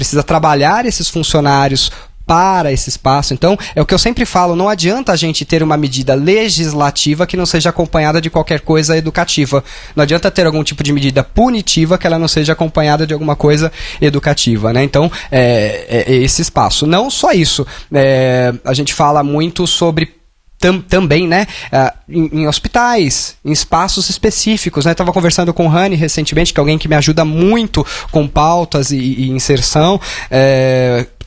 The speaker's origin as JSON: {"language": "Portuguese", "region": "São Paulo", "country": "Brazil", "tie": "born or raised there", "said": "Eu sou o professor …, tenho 33 anos, sou nascido e criado na Zona Leste de São Paulo"}